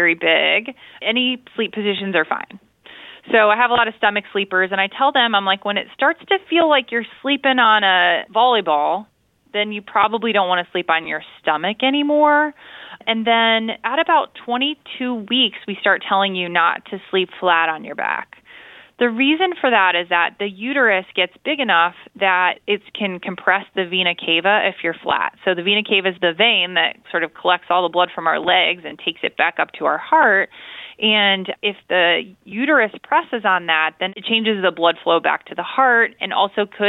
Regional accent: Illinois, United States; I'm from Illinois

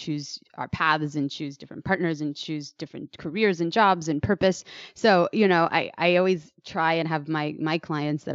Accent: San Francisco, California, United States; I'm proud to be for the Bay Area as well, born and raised in San Francisco

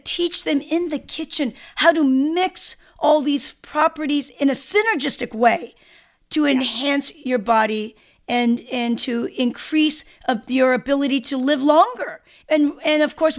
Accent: South Korea; moved away; growing up in Korea

